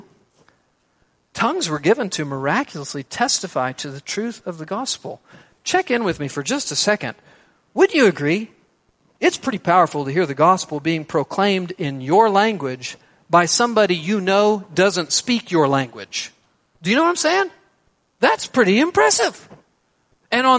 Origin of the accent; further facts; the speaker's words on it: Texas, United States; I'm a Texan